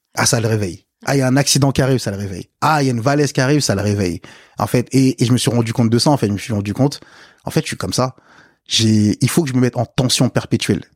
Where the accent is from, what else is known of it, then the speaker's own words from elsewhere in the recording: France; also born or lived in Africa; quand je suis arrivé en France